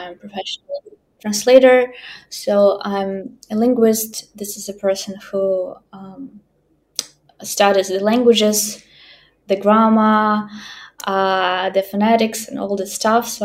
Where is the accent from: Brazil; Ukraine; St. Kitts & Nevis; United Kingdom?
Ukraine; first language Ukrainian; English is a second language; I'm from Ukraine. I'm a native speaker of Ukrainian language.